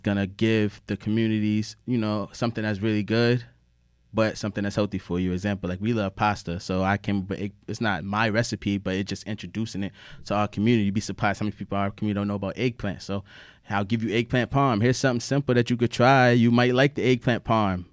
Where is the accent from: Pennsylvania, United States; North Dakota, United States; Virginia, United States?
Virginia, United States; Norfolk; also born or lived in New Haven, Connecticut; we moved from New Haven down to Norfolk, Virginia about wanna say ninety-three or ninety-four, I was three years old